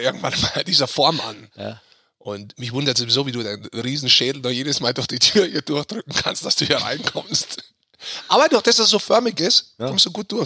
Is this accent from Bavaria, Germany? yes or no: yes; Munich, Bavaria, Germany